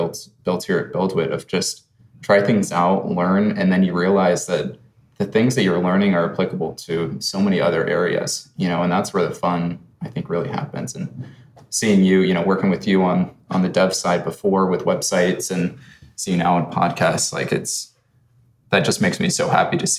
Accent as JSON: {"language": "English", "town": "Phoenix", "region": "Arizona", "country": "United States", "tie": "born or raised there", "said": "I was born and raised, lived there really whole life"}